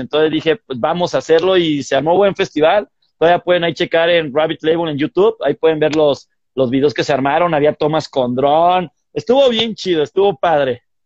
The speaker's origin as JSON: {"language": "Spanish", "town": "Irapuato", "region": "Guanajuato", "country": "Mexico", "tie": "born or raised there", "said": "ahí yo nací, yo soy de Irapuato"}